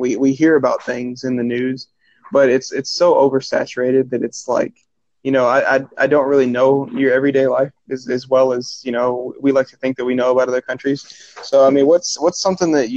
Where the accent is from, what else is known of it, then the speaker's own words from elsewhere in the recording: Kentucky, United States; Right in the middle, or not directly, but the neutral middle of the country, Kentucky.